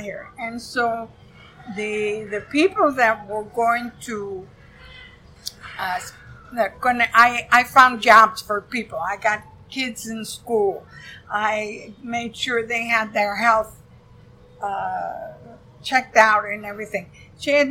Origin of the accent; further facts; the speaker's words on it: Iowa, United States; moved away; I come from Iowa, so I'm not afraid of farmers. We had a lot of farmers in Iowa.